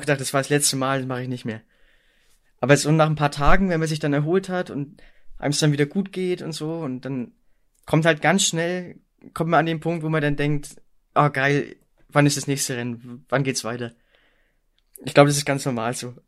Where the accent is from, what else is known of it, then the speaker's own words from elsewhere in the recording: East Germany, Germany; ich komme auch gebürtig aus Ostdeutschland